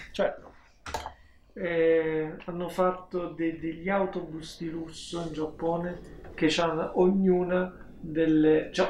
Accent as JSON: {"language": "Italian", "region": "Southern Italy", "country": "Italy"}